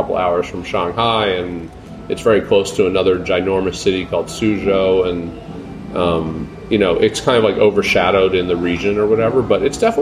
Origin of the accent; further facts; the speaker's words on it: United States; as an American